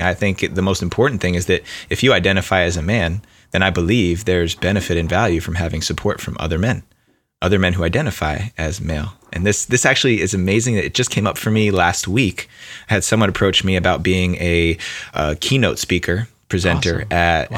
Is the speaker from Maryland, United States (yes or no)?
no; New Jersey, United States; I grew up in New Jersey, right outside of New York City, so there's already that East Coast mentality